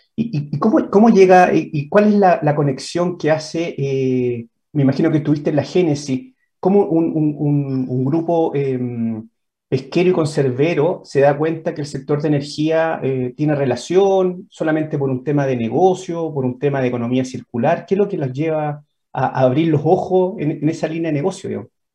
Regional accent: Chile; somos los chilenos

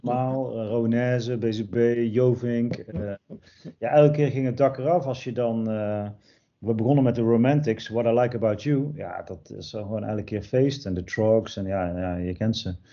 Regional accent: Erp, North Brabant, Netherlands; Erp, ja, dat is het dorp waar ik ben geboren en opgegroeid

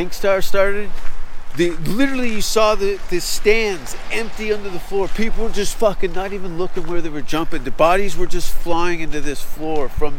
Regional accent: Hamilton, Ontario, Canada; moved away as an adult; now in Los Angeles, United States; my hometown was empty

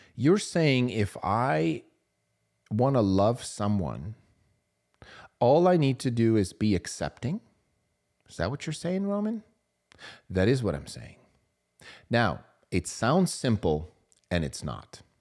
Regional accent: Switzerland; I grew up in Switzerland, small town.

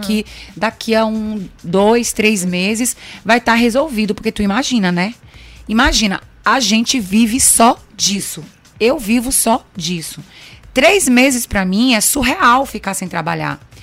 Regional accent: São Luís, Maranhão, Brazil; also born or lived in Aracaju, Sergipe; Eu não sou maranhense, sou de Aracaju, mas eu vim nascida, é, é vim com três anos para cá, para São Luís, e o Maranhão me adotou

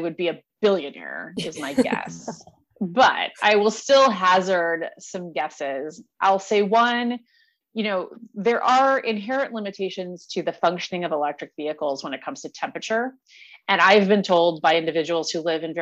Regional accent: Indiana, United States; moved away; I'm from Indiana, right? Not far from South Bend.

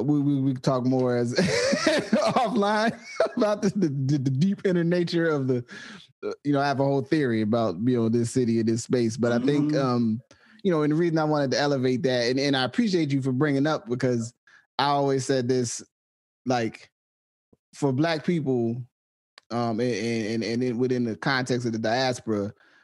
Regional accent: Willingboro, New Jersey, United States; moved away as an adult; also born or lived in Trenton, New Jersey / Pittsburgh; when I say I'm from New Jersey, that's where I'm from. specifically within New Jersey, I'm from Trenton and Willingboro. You know what I'm saying? I was born in Trenton and I grew up in Willingboro most of my life.

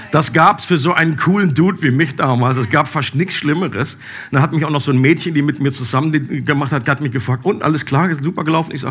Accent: Einbeck, Lower Saxony, Germany; haben dabei meine alte Heimat Einbeck besucht.

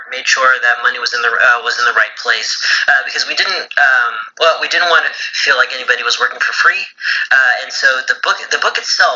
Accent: Texas, United States; I'm a Texan

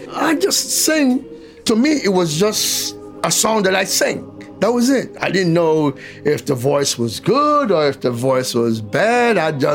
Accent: Panama; moved away as an adult; also born or lived in La Boca, Panama Canal Zone / New York; I was born in Panama the 21st of June, 1943.

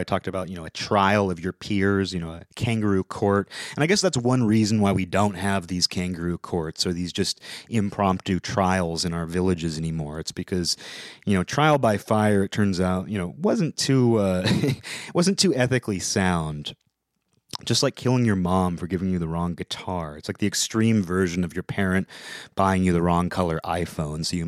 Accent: Seattle, Washington, United States; I'm from the Seattle area

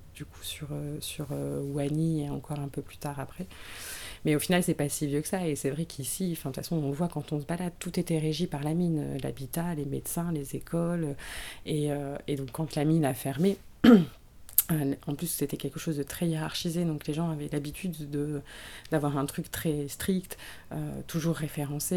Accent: Bruay-la-Buissière, Hauts-de-France, France; Moi, je viens de la région, je viens du bassin minier, je viens de Bruy-la-Buissière

